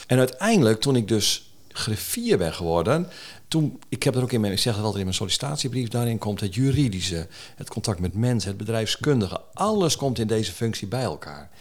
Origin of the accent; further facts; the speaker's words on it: Jonkersvaart, Groningen, Netherlands; also born or lived in De Wilp; Ja, ik, ik ben opgegroeid ook in het Westerkwartier. Ik ben opgegroeid aan de Jonkersvaart.